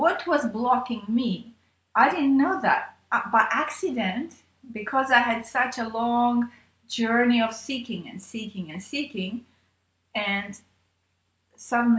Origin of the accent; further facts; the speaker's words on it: Armenia; I was born in Armenia